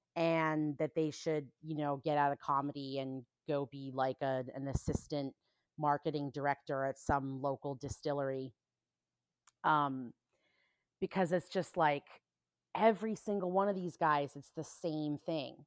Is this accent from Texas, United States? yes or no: no; New Hampshire, United States; now in Indianapolis, United States; when I was growing up in New Hampshire